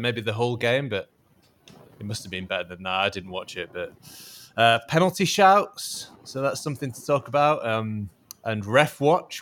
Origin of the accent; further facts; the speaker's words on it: Yorkshire and the Humber, United Kingdom; especially as a as a Yorkshireman